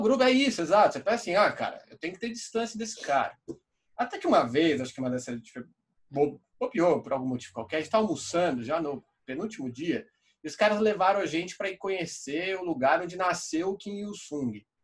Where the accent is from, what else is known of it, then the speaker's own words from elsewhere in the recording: Brazil; a gente é brasileiro